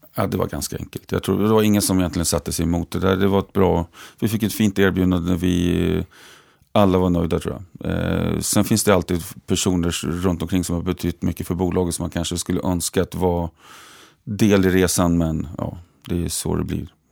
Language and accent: Swedish; Västerås, Västmanland, Sweden; jobbat på ABB fortfarande eftersom jag är från Västerås